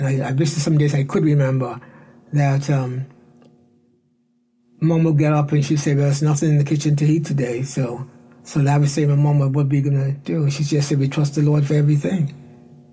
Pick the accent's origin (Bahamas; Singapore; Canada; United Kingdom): Bahamas; Cherokee Sound, Central Abaco; moved away as an adult; also born or lived in Nassau; I was born in Nassau, but I lived in Cherokee Sound, Abaco. And I stayed there until I was about 20 years old.